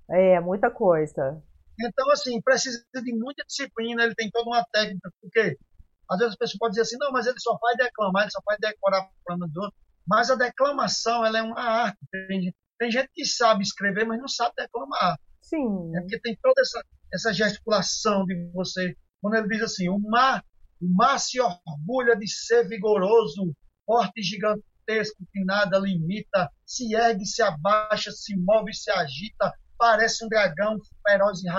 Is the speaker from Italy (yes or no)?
no; Rio Grande do Norte, Brazil; Eu disse: Eu sou de Rio Grande do Norte, né?